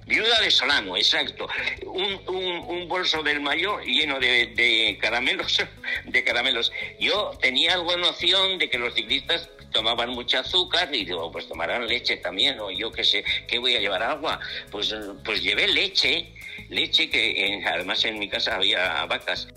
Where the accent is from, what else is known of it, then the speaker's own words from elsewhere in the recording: Alegría-Dulantzi, Basque Country, Spain; fui desde mi pueblo eh, alegría